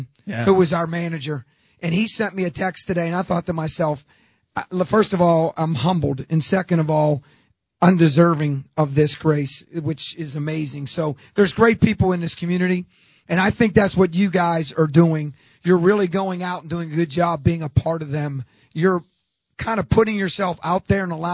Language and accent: English; Pittsburgh, Pennsylvania, United States; moved away; I'm from Pittsburgh